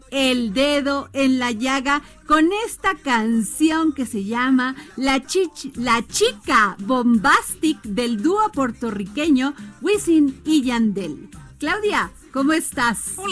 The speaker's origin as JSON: {"language": "Spanish", "country": "Mexico", "said": "en México somos más los mexicanos y las mexicanas que nos levantamos a dar todo por México, por nuestro país"}